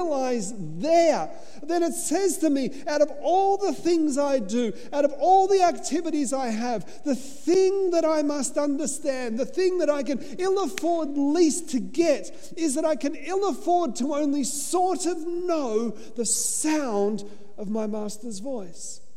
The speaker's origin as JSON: {"language": "English", "country": "Australia", "said": "I'm an Aussie. So I'm just sitting back. I come from convict stock"}